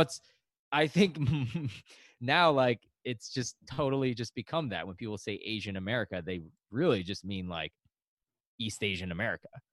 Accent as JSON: {"language": "English", "country": "China", "tie": "born or raised there", "moved": "yes", "lives_now": "New York, United States", "said": "I was born in China. That's my ethnicity."}